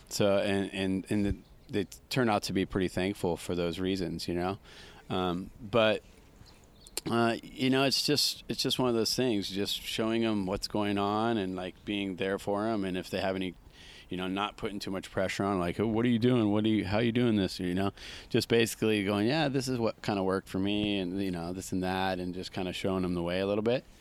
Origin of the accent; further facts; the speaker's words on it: Santa Cruz, California, United States; how I was brought up in Santa Cruz with Vince Collier and all those